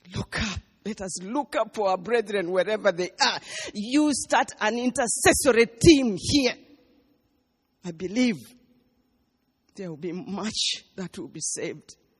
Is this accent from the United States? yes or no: no; Uganda; I come from Uganda and I was then in Uganda